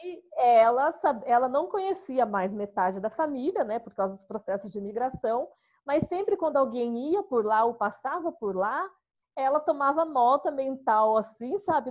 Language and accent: Portuguese; São Paulo, Brazil; Nascida e crescida é, em São Paulo